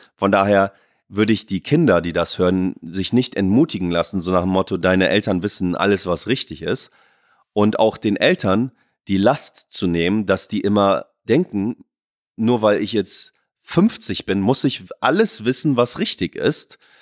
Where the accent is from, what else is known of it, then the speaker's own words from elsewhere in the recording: Oldenburg, Lower Saxony, Germany; moved away; in Oldenburg zu bleiben und meine Heimat